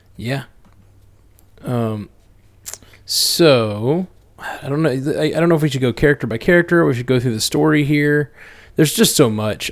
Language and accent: English; Alabama, United States; we're both from Alabama.